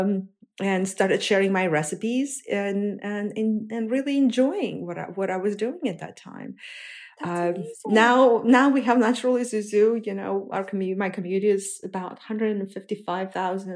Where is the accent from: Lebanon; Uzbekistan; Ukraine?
Uzbekistan; moved away as an adult; also born or lived in Russia / New Jersey, United States; now in United States; growing up in Uzbekistan, my family